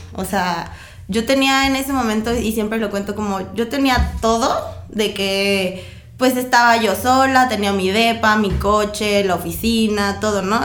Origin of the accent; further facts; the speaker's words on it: Morelia, Michoacán, Mexico; Y yo, sí, pues de aquí en Morelia